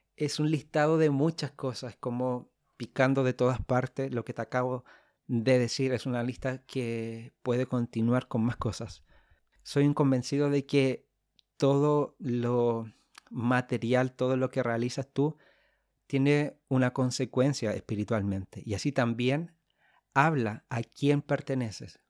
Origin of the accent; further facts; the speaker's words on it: Chile; soy de Chile, del hermoso país de Chile.